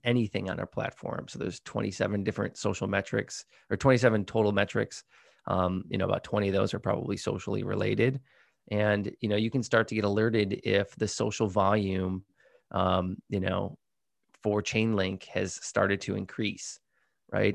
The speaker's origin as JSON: {"language": "English", "region": "Midwest", "country": "United States", "moved": "yes", "lives_now": "California, United States", "said": "I'm from the Midwest, so I say pop"}